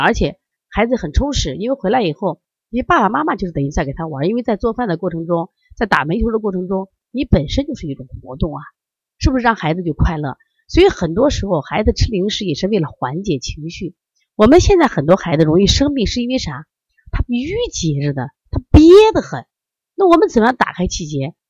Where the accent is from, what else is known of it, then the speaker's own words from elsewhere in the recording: Shandong, China; 我山东人呀，我们家人可能更多的就是吃面嘛